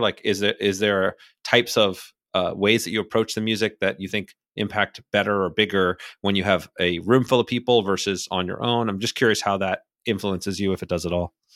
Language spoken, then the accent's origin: English; Miami, Florida, United States; moved away as an adult; also born or lived in New Hampshire; I grew up in Miami